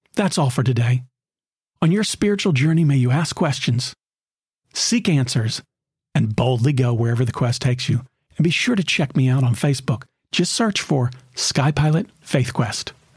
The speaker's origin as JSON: {"language": "English", "town": "Knoxville", "region": "Tennessee", "country": "United States", "tie": "born or raised there", "said": "When I was a teenager growing up in Knoxville, Tennessee"}